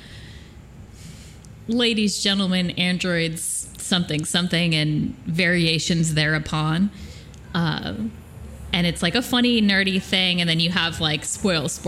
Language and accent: English; upstate New York, United States; accent: upstate New York; I had a bad upstate New York accent day today.